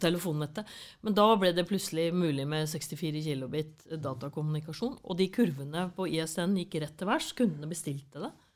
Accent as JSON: {"language": "Norwegian", "town": "Fredrikstad", "region": "Østfold", "country": "Norway", "tie": "born or raised there", "accent": "Fredrikstad dialect", "moved": "yes", "said": "Jeg er fra Kråkerøy. Det er en øy Eh, på vei til Hvaler."}